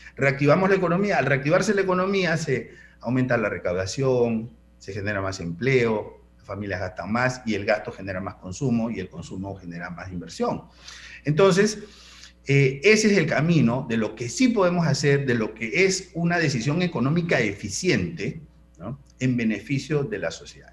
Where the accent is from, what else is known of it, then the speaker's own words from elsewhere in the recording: Panama; los panameños casi todos tenemos deuda